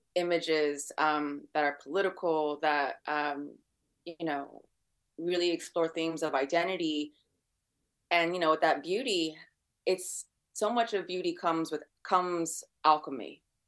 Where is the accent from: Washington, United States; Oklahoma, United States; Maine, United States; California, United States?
California, United States; San Francisco; I'm born and raised in San Francisco